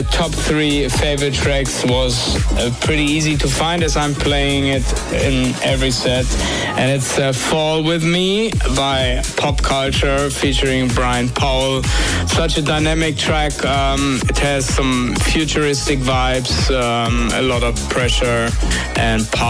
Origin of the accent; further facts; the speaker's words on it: Bremen, Germany; I'm from Bremen, Germany.